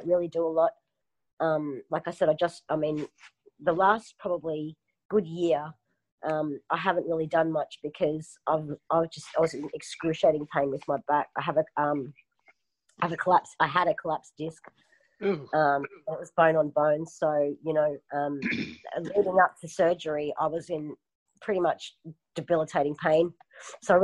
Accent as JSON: {"language": "English", "town": "Surfers Paradise", "region": "Queensland", "country": "Australia", "tie": "born or raised there", "also_born_or_lived": "Melbourne", "said": "So I grew up in Surfers Paradise"}